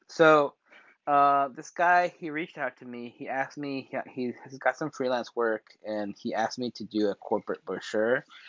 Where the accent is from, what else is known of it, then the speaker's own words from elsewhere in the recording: Seoul, South Korea; also born or lived in Colorado, United States; I was from South Korea.